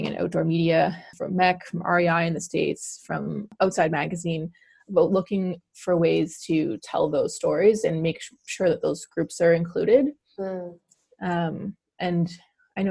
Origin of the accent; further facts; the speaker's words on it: New Westminster, British Columbia, Canada; also born or lived in Halifax; I'm from New Westminster, BC. I am one of the sort of rare born and bred Vancouverites.